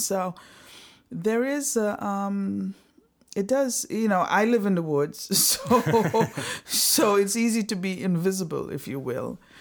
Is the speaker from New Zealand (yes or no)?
no; Antigua & Barbuda; moved away; I was born in the little beautiful Caribbean island of Antigua. My parents are Antiguans